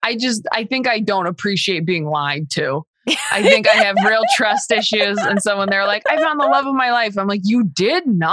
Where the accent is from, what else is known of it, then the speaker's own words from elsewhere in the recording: Riverside County, California, United States; I'm from Riverside County.